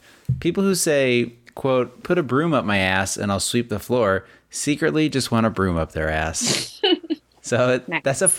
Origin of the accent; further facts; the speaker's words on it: Las Vegas, Nevada, United States; You and I grew up in Las Vegas, where there's a huge Mormon LDS population, huge.